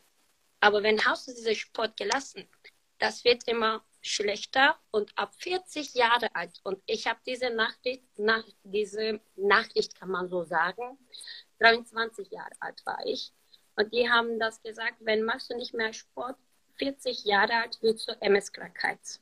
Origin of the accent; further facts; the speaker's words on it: Turkey; German is a second language; moved away as an adult; now in Germany; Ich bin seit 13 Jahren in Deutschland und ich bin hier in der Türkei geboren